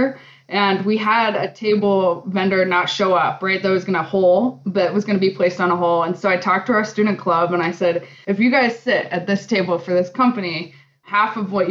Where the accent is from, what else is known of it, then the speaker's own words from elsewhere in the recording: Alaska, United States; now in Colorado, United States; I'm from Alaska.